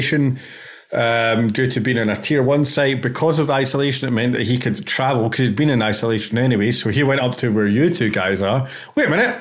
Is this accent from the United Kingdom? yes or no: yes; Scotland, United Kingdom; I'm Scottish.